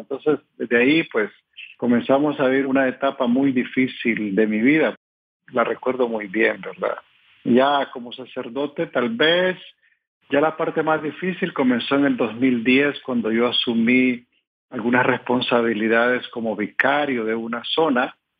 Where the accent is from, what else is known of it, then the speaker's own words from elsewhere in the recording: Nicaragua; decimos en mi país